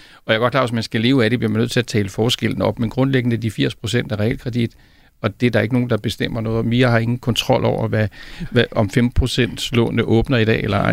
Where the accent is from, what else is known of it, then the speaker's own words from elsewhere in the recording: South Zealand, Denmark; jeg kommer selv fra Sydsjælland